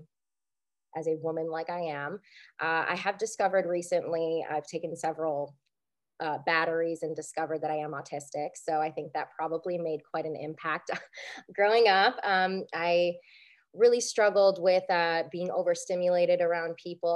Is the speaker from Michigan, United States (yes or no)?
yes; Dearborn, Michigan, United States; moved away as an adult; now in Florida, United States; I am originally from Michigan. That's where I grew up. And I moved to Florida like 7 or 8 years ago for teaching.